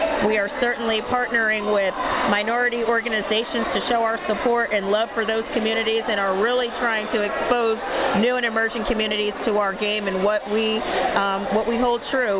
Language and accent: English; Freeport, New York, United States; moved away as an adult; now in Atlanta, United States; I am a native of New York. I'm actually from Freeport, which is a small town in Nassau County in Long Island. I came to Atlanta when I was 17 years old as a student at Spelman College.